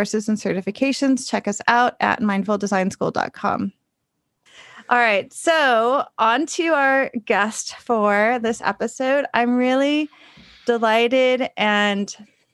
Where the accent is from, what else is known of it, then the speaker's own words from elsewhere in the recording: Los Angeles, California, United States; also born or lived in Bay Area, California; now in New York, United States; I grew up in Los Angeles, then I lived in the Bay Area.